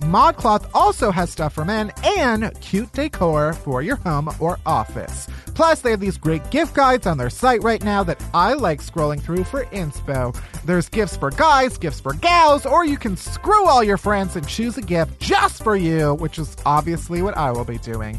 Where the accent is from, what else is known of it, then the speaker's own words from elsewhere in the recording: Chicago, Illinois, United States; moved away as an adult; now in New York, United States; I'm from Chicago, the suburbs of Chicago.